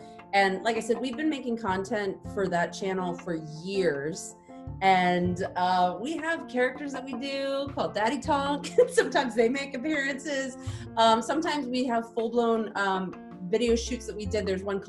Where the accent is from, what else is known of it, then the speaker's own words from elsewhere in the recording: Texas, United States; now in Los Angeles, United States; I'm from Texas.